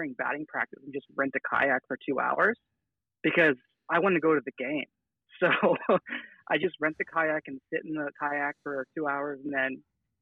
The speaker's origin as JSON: {"language": "English", "town": "San Francisco", "region": "California", "country": "United States", "tie": "born or raised there", "said": "I was born and raised in San Francisco, and just moved down about 30 miles south about 6 years ago."}